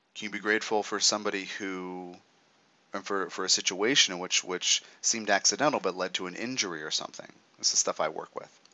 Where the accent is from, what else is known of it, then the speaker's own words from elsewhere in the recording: United States; as an American